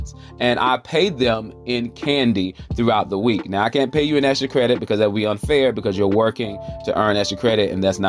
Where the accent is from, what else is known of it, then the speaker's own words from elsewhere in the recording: Charlotte, North Carolina, United States; if I'm saying y'all, you already know where I'm coming from. I'm coming from the South, the Queen City, Charlotte, North Carolina, the QC